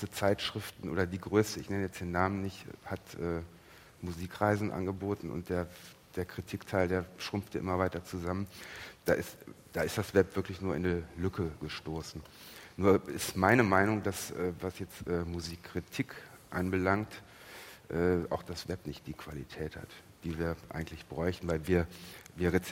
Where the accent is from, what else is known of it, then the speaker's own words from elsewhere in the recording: Cologne, North Rhine-Westphalia, Germany; Den Sender nenne ich jetzt nicht, ich bin aus Köln, aber ist auch ein sehr guter.